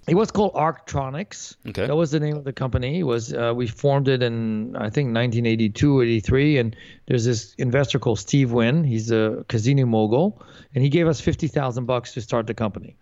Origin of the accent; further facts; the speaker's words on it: Paris, Île-de-France, France; moved away; also born or lived in Santa Monica, California, United States; I was born in Santa Monica, California but left when I was four. My parents moved to Europe, so I grew up in Paris, France